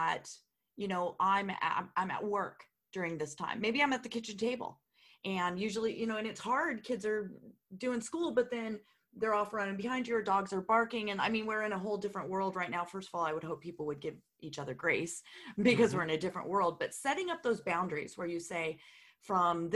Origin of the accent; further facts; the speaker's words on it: California, United States; moved away; I'm originally from California